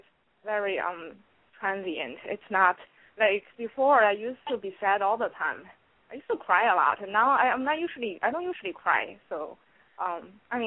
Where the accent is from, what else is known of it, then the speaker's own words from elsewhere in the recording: New York, United States; I'm from New York